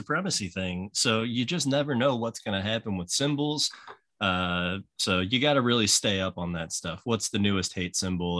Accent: Missouri, United States; also born or lived in Lansing, Michigan / North Carolina; I was born in Lansing, Michigan. Ah, okay. And then lived in North Carolina for a year. And then I arrived in Missouri when I was 3 years old, and I've been here since. I'm 33.

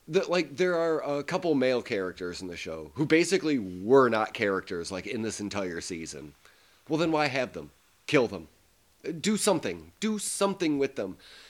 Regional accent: the South, United States; accent: Southern US; much like my southern accent.

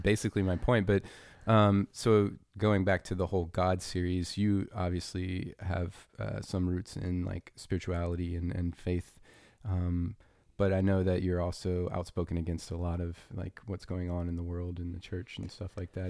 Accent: Louisiana, United States; I was raised in Louisiana

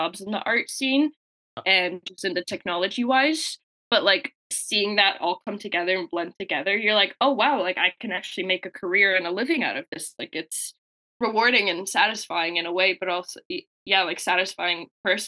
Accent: Windsor, Ontario, Canada; moved away as an adult; now in London, Canada; I'm actually from Windsor, born and raised.

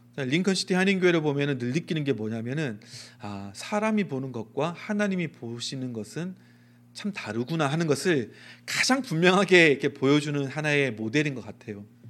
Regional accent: Daegu, South Korea; 제가 대구 촌놈이거든요.

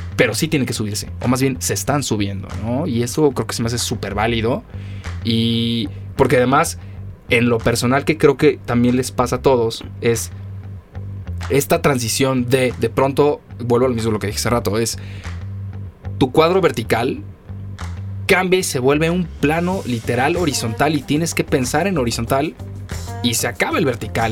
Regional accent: Mexico; como buen mexicano

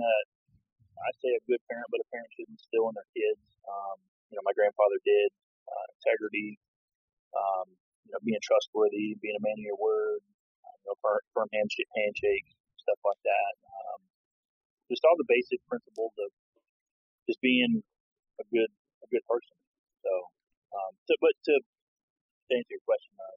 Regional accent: Florida, United States; moved away; I'm originally from Florida

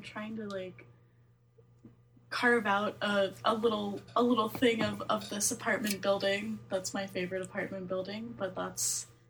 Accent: Midwest, United States; born or raised there

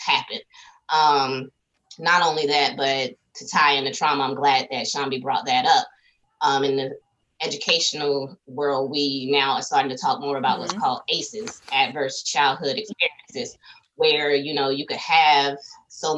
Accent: South Carolina, United States; I'm from South Carolina

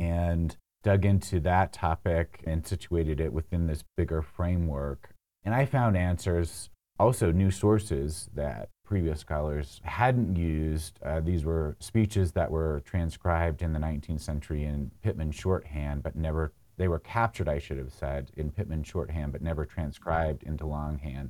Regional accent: Hurricane, Utah, United States; I grew up in Hurricane

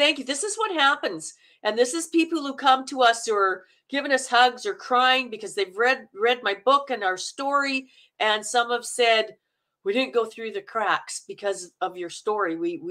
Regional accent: Manitoba, Canada; I like the Minnesotan because I'm from Manitoba and we sound very Minnesotan.

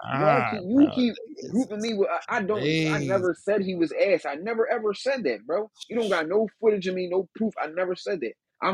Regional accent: Philadelphia, Pennsylvania, United States; I'm from Philly.

